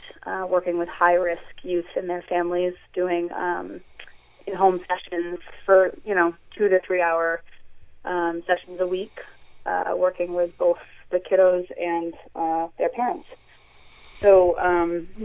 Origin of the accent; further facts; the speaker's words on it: Gloucester, Massachusetts, United States; Both my husband and I grew up in Gloucester and were educated in the public school system here